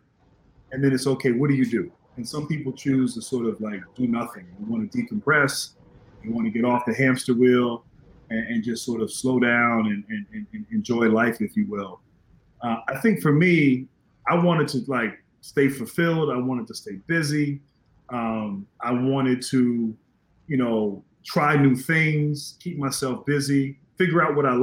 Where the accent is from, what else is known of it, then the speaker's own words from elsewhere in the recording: Northern Virginia, United States; I grew up in Northern Virginia